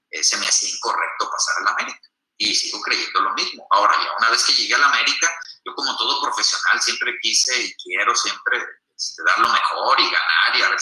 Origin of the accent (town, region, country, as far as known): Mexico